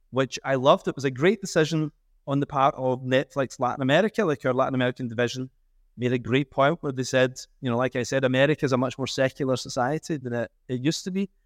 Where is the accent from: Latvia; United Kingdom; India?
United Kingdom; Scotland; I'm a Scottish Catholic